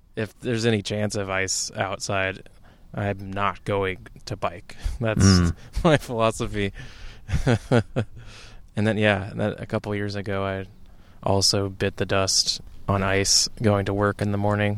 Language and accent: English; Midwest, United States; moved away as an adult; now in Portland, United States; when I moved here as a Midwesterner